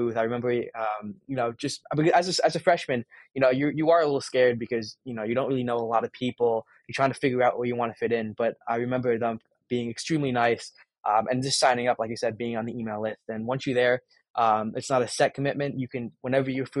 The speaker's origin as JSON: {"language": "English", "town": "Avon", "region": "Connecticut", "country": "United States", "tie": "born or raised there", "moved": "as an adult", "said": "I grew up in Avon, Connecticut, which is like a stone's throw away from Bristol, Connecticut"}